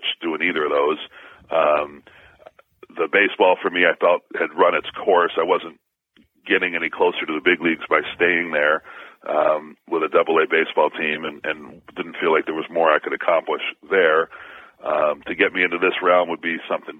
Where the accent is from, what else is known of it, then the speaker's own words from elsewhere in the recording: Syracuse, New York, United States; it was my alma mater and my hometown